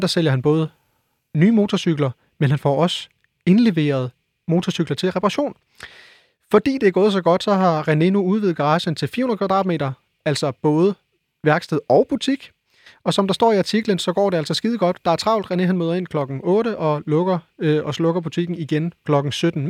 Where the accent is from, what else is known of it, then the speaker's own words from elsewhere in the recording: West Funen, Southern Denmark, Denmark; jeg er jo fra Vestfyn